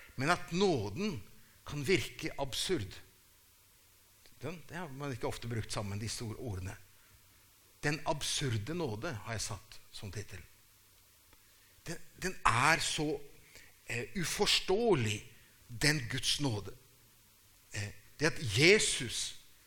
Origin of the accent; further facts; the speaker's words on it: Brazil